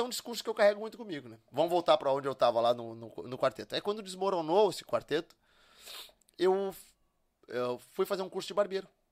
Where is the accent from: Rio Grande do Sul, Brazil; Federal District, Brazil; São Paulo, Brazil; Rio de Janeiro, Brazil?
Rio Grande do Sul, Brazil; Charqueadas; also born or lived in Porto Alegre; eu nasci em Porto Alegre e, e, terminei de me criar lá em Charqueadas, que é onde a família toda mora